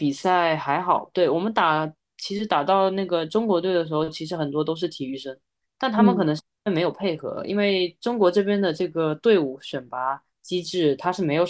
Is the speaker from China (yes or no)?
no; Taiwan; 我那个时候差点都要去省队了，后来是因为我是台湾人，然后不这样。对啊，其实是因为是台湾人这件事情让我没办法成为运动员